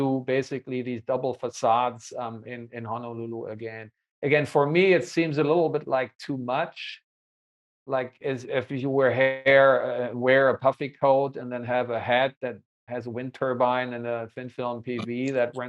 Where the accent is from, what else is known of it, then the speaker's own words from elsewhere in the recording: Hanover, Lower Saxony, Germany; the Nord LB in my hometown